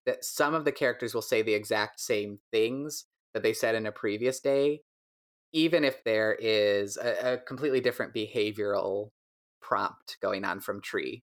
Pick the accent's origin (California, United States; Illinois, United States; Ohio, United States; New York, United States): Illinois, United States; DeKalb; now in Chicago, United States; I grew up in DeKalb, Illinois, where barbed wire was invented